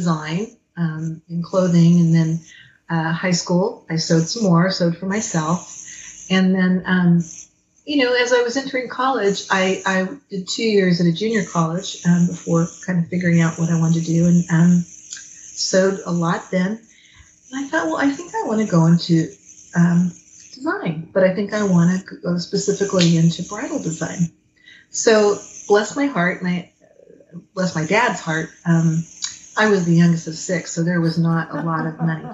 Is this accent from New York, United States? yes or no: no; Fresno, California, United States; also born or lived in Los Angeles; I grew up in Fresno, which was just so different from Los Angeles